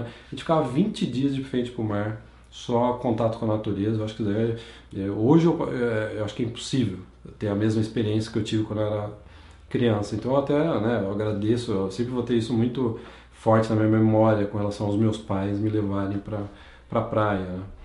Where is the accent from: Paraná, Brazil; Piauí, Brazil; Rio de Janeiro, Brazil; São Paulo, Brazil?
São Paulo, Brazil; Campinas; also born or lived in São João da Boa Vista; eu nasci em São João da Boa Vista, no interior de São Paulo, mas eu sempre cresci em Campinas